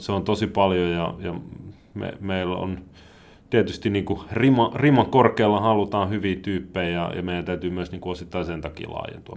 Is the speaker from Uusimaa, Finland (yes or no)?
yes; Helsinki, Uusimaa, Finland; moved away as an adult; now in Rusko, Finland; mä oon Helsingistä kotosi, siellä asunut